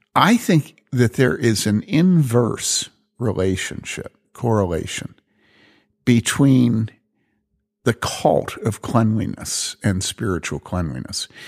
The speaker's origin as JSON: {"language": "English", "town": "Philadelphia", "region": "Pennsylvania", "country": "United States", "tie": "born or raised there", "moved": "yes", "said": "when I was growing up in Philly"}